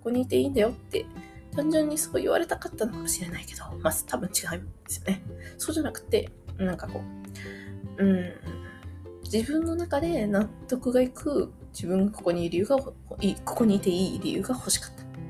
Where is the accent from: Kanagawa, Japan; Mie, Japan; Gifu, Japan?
Mie, Japan; moved away as an adult; now in Tokyo, Japan; 私三重県出身なんですけど、まあ、三重って言ってもね、田舎。